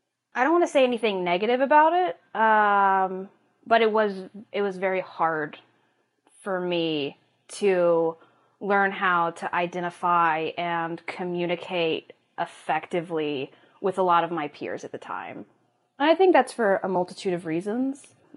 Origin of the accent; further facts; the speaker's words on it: Peru; now in New York, United States; And that's where I went to all of high school, and then I moved to New York a couple years ago.